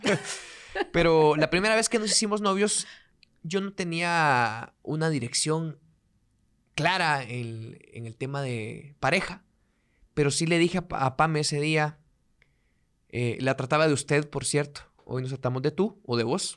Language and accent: Spanish; Guatemala; yo soy de un pueblo o soy de provincia, si algún día lo escuchan en otro país, pues soy de un pueblo, soy de provincia.